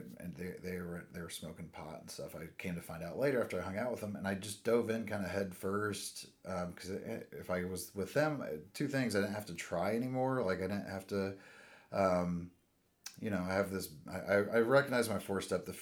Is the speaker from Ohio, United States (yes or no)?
no; Indianapolis, Indiana, United States; born and raised in Indianapolis.